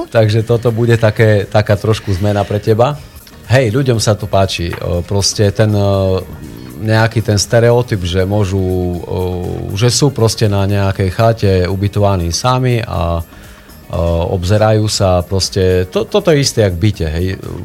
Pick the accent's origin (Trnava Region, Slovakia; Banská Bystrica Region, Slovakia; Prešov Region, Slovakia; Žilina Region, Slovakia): Prešov Region, Slovakia; Snina; also born or lived in Topoľa; hoci som sa narodil už eh, v Snine, aj svoje detstvo som, eh, čas detstva som strávil v Snine